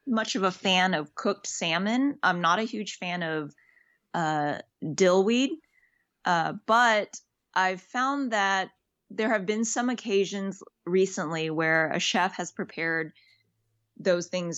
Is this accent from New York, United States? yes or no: no; Texas, United States; I'm from Texas. And so I grew up eating that a lot